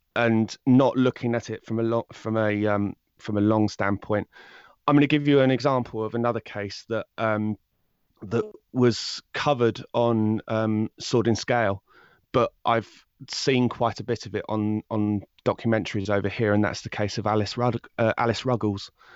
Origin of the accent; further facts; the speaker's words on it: High Wycombe, South East England, United Kingdom; I'm from High Wycombe in, um, England